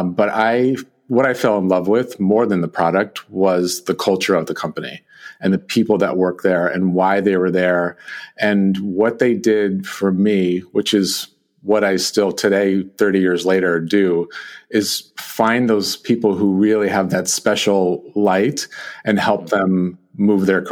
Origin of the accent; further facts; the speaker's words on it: Northern California, United States; also born or lived in San Francisco / Los Angeles; I grew up in Northern California, in Lake Tahoe, in a construction family